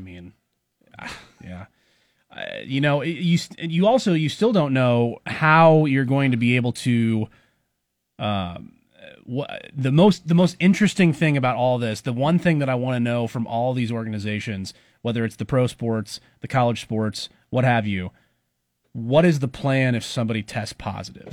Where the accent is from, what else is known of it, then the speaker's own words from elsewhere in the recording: Bellevue, Nebraska, United States; I grew up in Bellevue